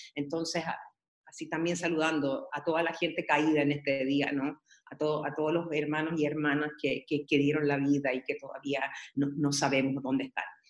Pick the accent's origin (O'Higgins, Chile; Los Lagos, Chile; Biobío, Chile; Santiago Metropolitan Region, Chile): O'Higgins, Chile; Peralillo; also born or lived in San Fernando; Yo recuerdo donde yo nací. Era súper latifundista mi pueblo, Peralillo